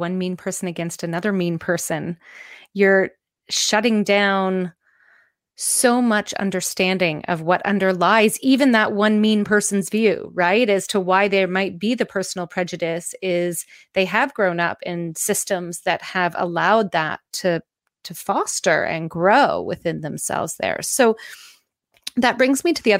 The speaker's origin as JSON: {"language": "English", "country": "Canada", "said": "I'm Canadian"}